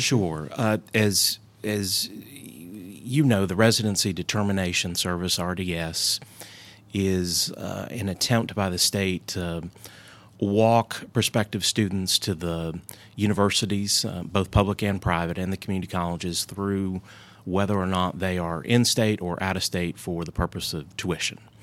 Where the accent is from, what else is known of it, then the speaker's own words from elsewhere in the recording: Hendersonville, North Carolina, United States; growing up in rural North Carolina